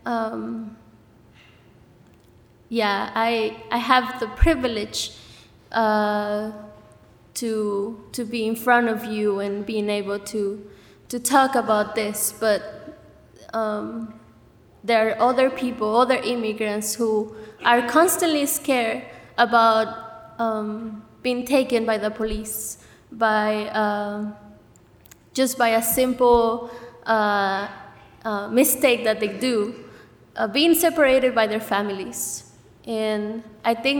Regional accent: Mexico City, Mexico; now in Goshen, United States; I'm from Mexico City

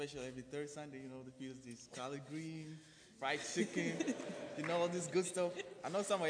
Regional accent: Chicago, Illinois, United States; I'm a junior business major, and I'm from Chicago.

